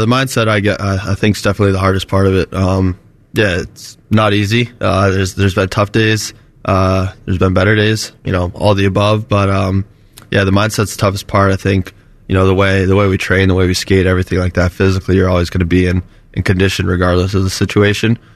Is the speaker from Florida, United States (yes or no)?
yes; Florida, United States; moved away; Growing up in Florida